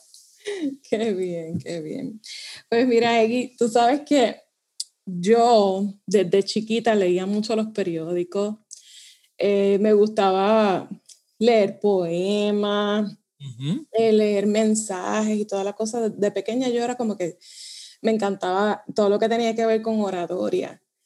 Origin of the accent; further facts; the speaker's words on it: Puerto Rico; accent: Puerto Rican; como buena boricua